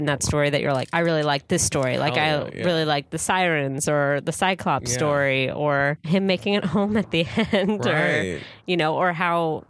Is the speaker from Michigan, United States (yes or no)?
no; San Diego, California, United States; also born or lived in Anaheim; now in Los Angeles, United States; I'm originally from San Diego.